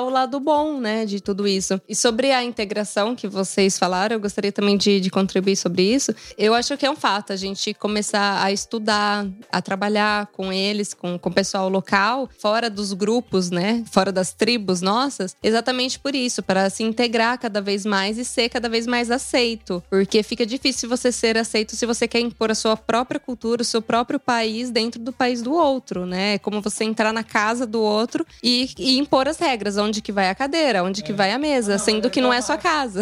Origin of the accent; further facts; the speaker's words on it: Brazil; moved away as an adult; eu sou do Brasil